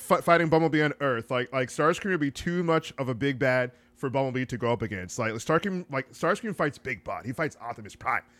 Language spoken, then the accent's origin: English; Florida, United States; growing up in Florida